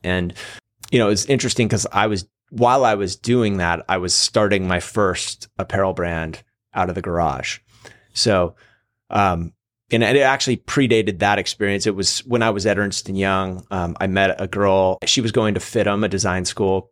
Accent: Seattle, Washington, United States; moved away as an adult; also born or lived in California; now in Encinitas, United States; I grew up in Seattle, moved to California when I was eighteen

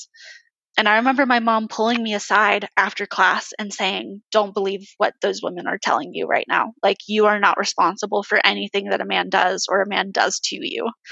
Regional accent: California, United States; now in Orem, United States; I live in Orem, Utah, but I'm from California.

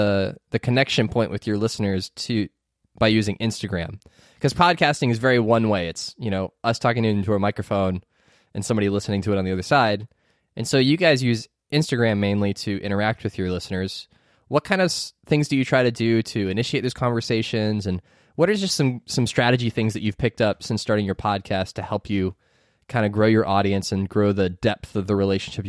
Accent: Canada; we're not tricking you. We are from Canada. You can just tell, because we're all stuffed up.

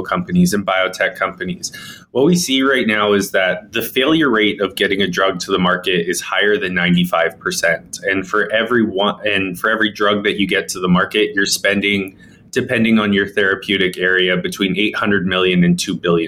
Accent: Victoria, British Columbia, Canada; also born or lived in Calgary; I was born and raised here in Victoria, BC, so very close to Vancouver. And I grew up here.

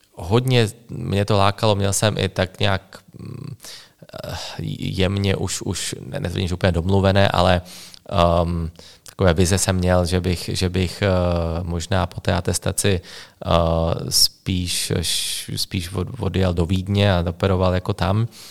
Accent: Slovakia; first language Slovak; Czech is a second language; moved away as an adult; also born or lived in Bratislava; now in Czech Republic; jsem eh, ze Slovenska

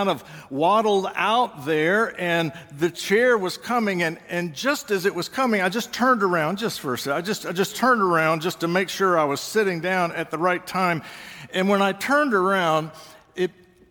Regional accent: Georgia, United States; moved away; I grew up in Georgia

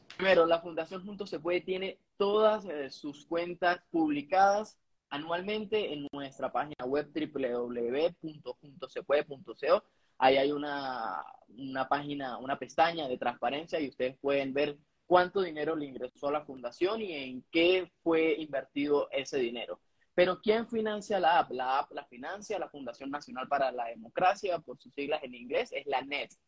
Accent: Venezuela; moved away; todos los venezolanos

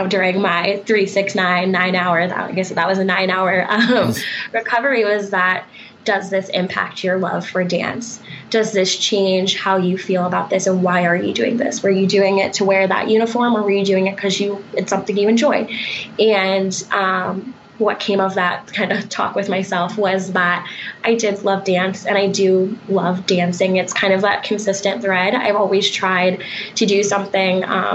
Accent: Colorado, United States; also born or lived in Texas; I'm actually originally from Colorado. I'm a Colorado native and was an out-of-state student

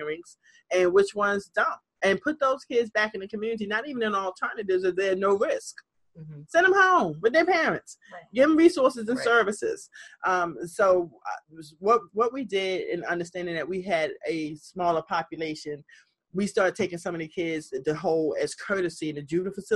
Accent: Baltimore, Maryland, United States; This Baltimore is my hometown. Born and raised.

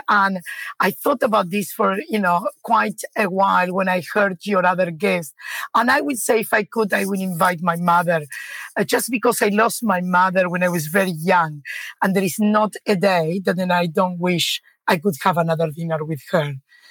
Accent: Argentina; English is a second language; moved away as an adult; now in Australia; I was born in Argentina, and I came to Australia 30 years ago with two children, a suitcase, no money, as a skilled migrant, and several degrees under my belt as a very young professional, and no one word of English.

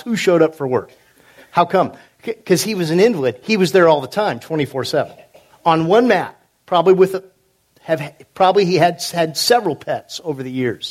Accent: California, United States; moved away as an adult; also born or lived in Carthage, Missouri; I was raised in California

